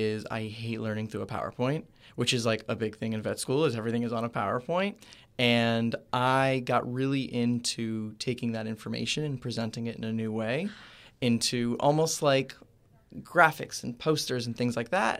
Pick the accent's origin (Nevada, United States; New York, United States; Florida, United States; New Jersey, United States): Florida, United States; Cooper City; I am from Cooper City, Florida